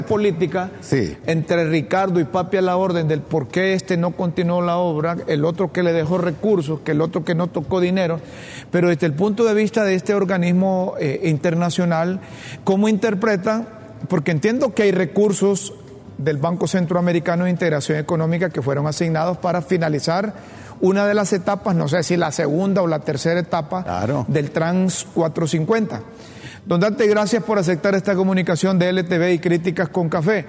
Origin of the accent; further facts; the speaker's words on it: Honduras; nosotros como hondureños